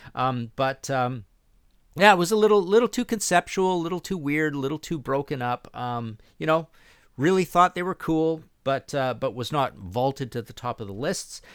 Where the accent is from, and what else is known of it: Canada